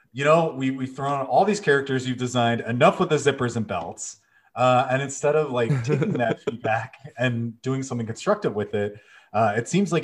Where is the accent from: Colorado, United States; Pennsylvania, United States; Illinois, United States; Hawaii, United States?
Illinois, United States; Chicago; I say Chrono, because, you know, I'm from Chicago